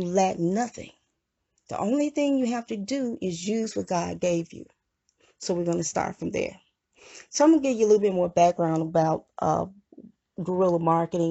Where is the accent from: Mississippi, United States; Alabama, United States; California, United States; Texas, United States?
Mississippi, United States; I was from Mississippi, I was born in Mississippi